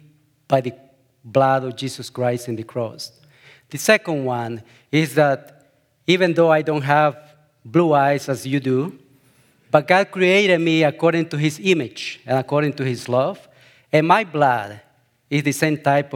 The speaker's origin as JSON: {"language": "English", "country": "El Salvador", "moved": "as an adult", "said": "My wife, Karen, and I, we come from El Salvador, and we've been living in this beautiful town for close to 10 years."}